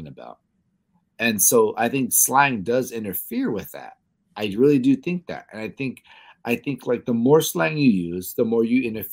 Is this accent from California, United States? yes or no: yes; Los Angeles, California, United States; born or raised there